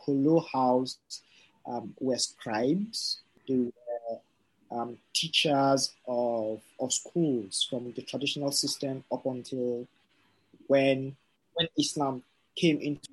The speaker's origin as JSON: {"language": "English", "region": "North Central Nigeria", "country": "Nigeria", "said": "I am Nupi from North Central Nigeria"}